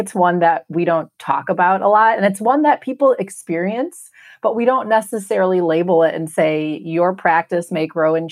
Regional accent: Milwaukee, Wisconsin, United States; I'm from the Milwaukee area

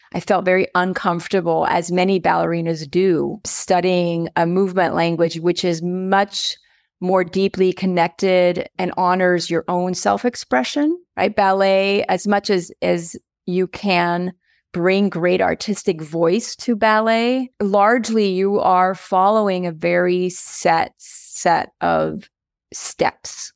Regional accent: United States; also born or lived in Aigle, Switzerland / New York City, United States; now in Colorado Springs, United States; my family immigrated over here when I was in fourth grade. which was a little while ago. But, so I've been here in the United States since fourth grade

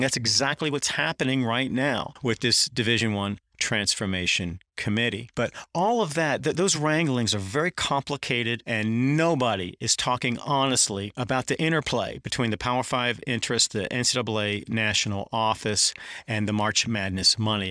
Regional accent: Durham, North Carolina, United States; moved away; I grew up in Durham, North Carolina, which is one of the best stops along Tobacco Road

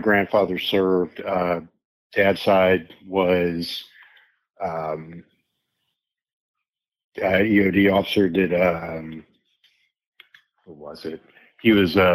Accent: Plain City, Ohio, United States; also born or lived in Columbus, Ohio; Born in Columbus, Ohio. Two younger brothers, one of which also served overseas, Army National Guard. Moved out to Plain City, out in the corn

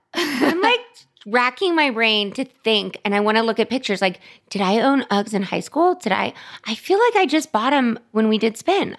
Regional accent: Los Angeles, California, United States; growing up in Hollywood

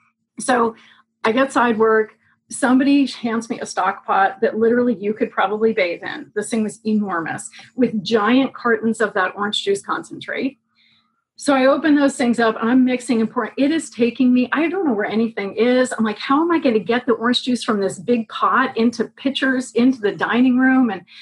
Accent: St. Louis, Missouri, United States; also born or lived in Los Angeles; Well, grew up in St. Louis and then Los Angeles and then Louisville, Kentucky.

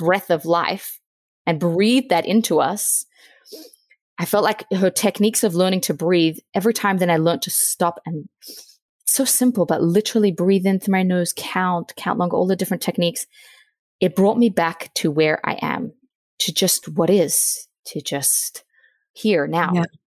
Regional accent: Australia; moved away as an adult; now in Virginia, United States; I'm from Australia. I'm 28. I'm now living in Virginia.

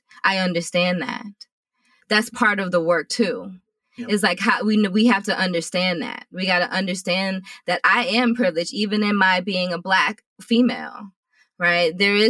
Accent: Richmond, Virginia, United States; I'm from Richmond, but I have lived all over the world. My father was in the Army.

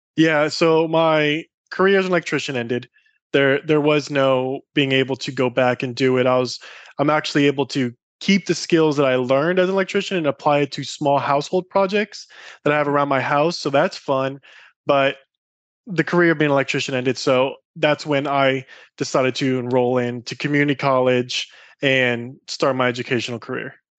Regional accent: Iowa, United States; Growing up in Iowa was incredible

